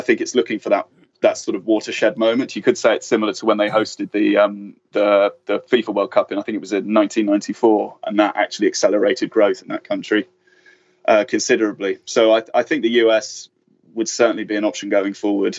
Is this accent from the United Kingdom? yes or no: yes; England, United Kingdom; I'm English, I can't hide